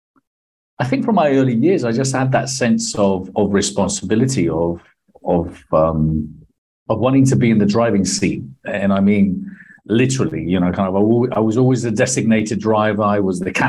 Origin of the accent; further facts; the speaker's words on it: Marbella, Andalusia, Spain; moved away as an adult; also born or lived in London / Buenos Aires; moved back to Spain when I was nine, and brought up nearly all my life in Spain